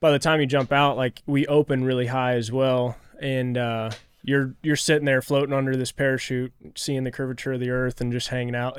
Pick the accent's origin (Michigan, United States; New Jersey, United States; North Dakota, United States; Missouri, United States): Missouri, United States; Kansas City; growing up in Kansas City, just right down the road from you guys